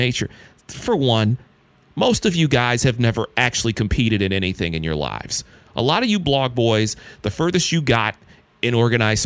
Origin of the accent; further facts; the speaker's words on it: Detroit, Michigan, United States; growing up in Detroit